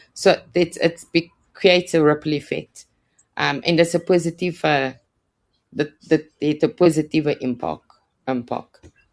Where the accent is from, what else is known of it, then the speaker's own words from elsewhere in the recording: Roodepoort, Gauteng, South Africa; moved away as an adult; now in Krugersdorp, South Africa; ek is oorspronklik van Roodepoort se kant